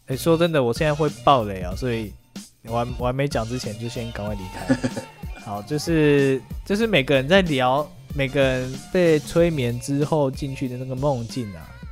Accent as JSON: {"language": "Chinese", "town": "Yuanlin", "region": "Changhua County", "country": "Taiwan", "tie": "born or raised there", "said": "你的第一站是在彰化园林，就是我的老家"}